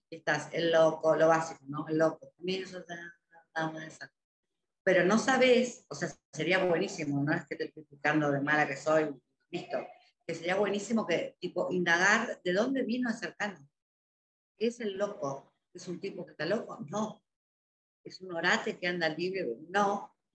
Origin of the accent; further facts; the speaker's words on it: Spain; Yo soy español.